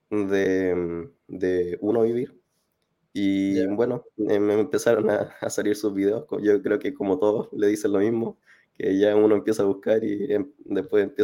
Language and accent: Spanish; Concepción, Biobío, Chile; now in Viña del Mar, Chile; eh, ahora estoy en Viña, soy de Conce, eh, tengo 28